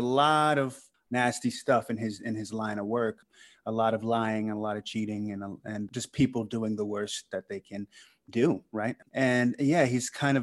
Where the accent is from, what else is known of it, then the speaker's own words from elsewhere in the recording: Sandy Springs, Georgia, United States; moved away as an adult; also born or lived in New York; I grew up in Sandy Springs, Fulton County